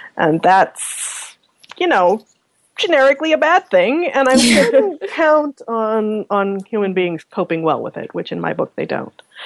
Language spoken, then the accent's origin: English; Omaha, Nebraska, United States; moved away as an adult; now in Canada; I'm from Nebraska, and Omaha, as you might or might not know, is or at least was when I was growing up, the number one nuclear target